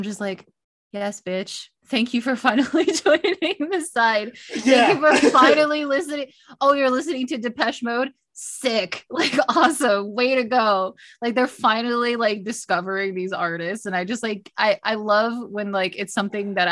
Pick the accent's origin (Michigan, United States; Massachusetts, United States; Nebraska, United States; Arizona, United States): Michigan, United States; near Detroit; I grew up near Detroit